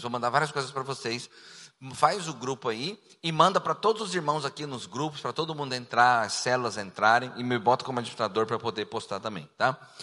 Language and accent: Portuguese; Cuiabá, Mato Grosso, Brazil; also born or lived in Rio de Janeiro / Goiânia; eu nasci no Rio de Janeiro, me criei em Cuiabá, passei quatro anos em Goiânia